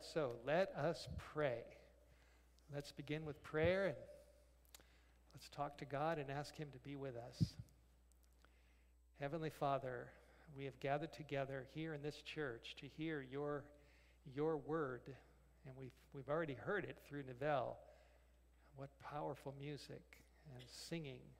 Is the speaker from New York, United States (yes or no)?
no; Los Angeles, California, United States; now in North Idaho, United States; I grew up in Los Angeles